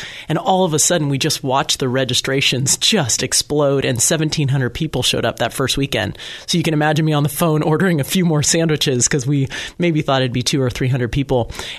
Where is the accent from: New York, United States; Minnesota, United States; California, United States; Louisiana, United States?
California, United States; Danville; Danville, my hometown